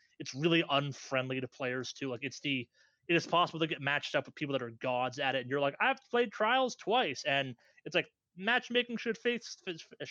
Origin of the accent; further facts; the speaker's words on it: Boston, Massachusetts, United States; my hometown